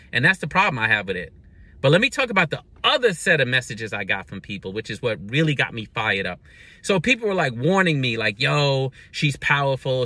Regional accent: Brooklyn, New York, United States; growing up in Brooklyn

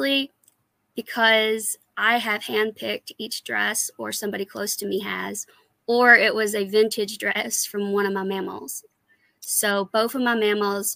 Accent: Kentucky, United States; I'm from Kentucky, born and raised

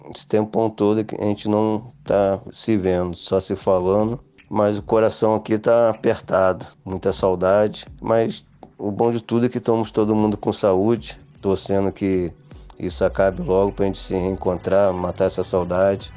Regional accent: Rio de Janeiro, Brazil; now in Serra, Brazil; sou natural do Rio de Janeiro, mas atualmente moro no Espírito Santo, no município da Serra.

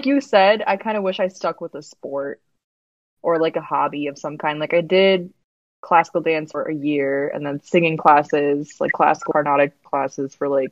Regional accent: Naperville, Illinois, United States; I was born in Edward Hospital in Naperville, Illinois. So yes, I've been in Naperville my entire life, and so we grew up closer to downtown Naperville

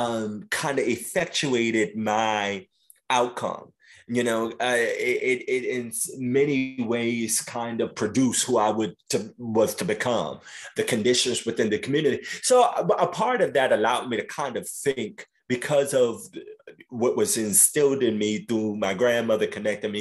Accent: New York City, New York, United States; I grew up in South Jamaica, Queens

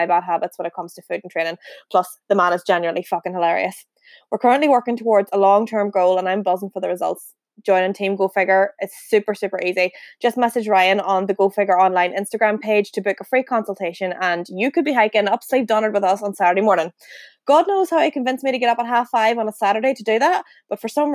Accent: County Fermanagh, Northern Ireland, United Kingdom; we're both from Evanstown and County Fermanagh originally

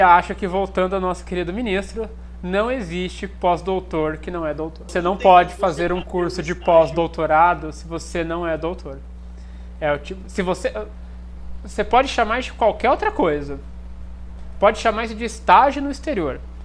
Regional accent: Brazil; also born or lived in Germany; eu sou, sou aqui do Brasil, passei pela Alemanha

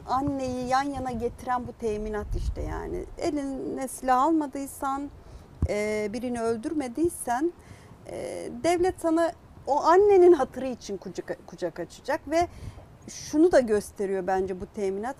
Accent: Kurdistan, Turkey; first language Kurdish; Turkish is a second language; Biz iki ateş arasında e, kalan bir Kürt halkı vardı işte 80'lerde 90'larda.

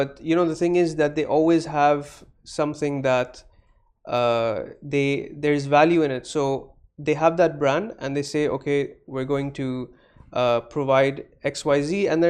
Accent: Dubai, United Arab Emirates; I'm born in Dubai.

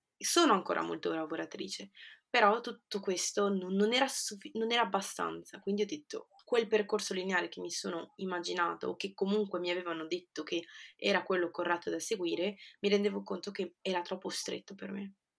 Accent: Genoa, Liguria, Italy; born or raised there; moved away as an adult; also born or lived in Peru; now in London, United Kingdom

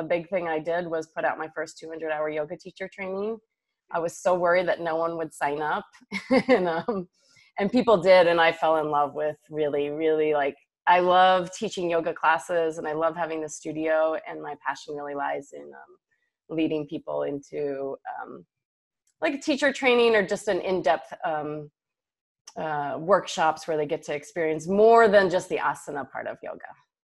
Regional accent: New Jersey, United States; also born or lived in New York City / Houston / Austin / San Francisco; now in Oklahoma City, United States; I'm from New Jersey. I lived in New York City, Houston, Austin, San Francisco, San Diego, and Singapore have all been home. And here I am in choosing Oklahoma City.

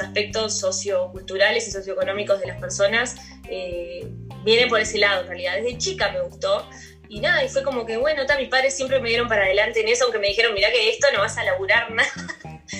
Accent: Uruguay; also born or lived in Brazil

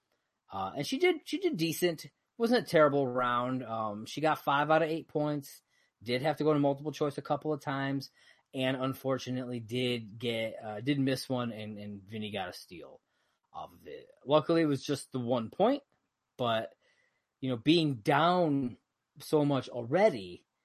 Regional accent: Fredonia, New York, United States; also born or lived in near Syracuse, New York; So I'm from Fredonia Dunkirk area

